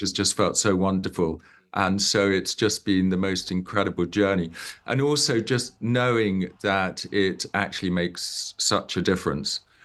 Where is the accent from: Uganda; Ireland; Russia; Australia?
Uganda; I grew up in Uganda and my father grew up in Uganda.